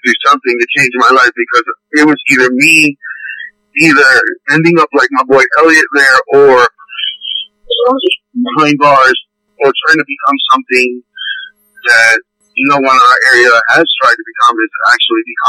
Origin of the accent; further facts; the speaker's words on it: New York City, New York, United States; I was born in Lincoln Hospital, raised up in old South Bronx, over by Brook Avenue, Cypress Avenue